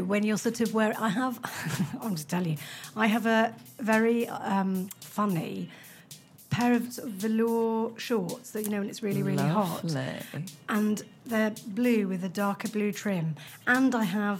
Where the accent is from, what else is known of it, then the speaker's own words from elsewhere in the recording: Preston, North West England, United Kingdom; I'm from Preston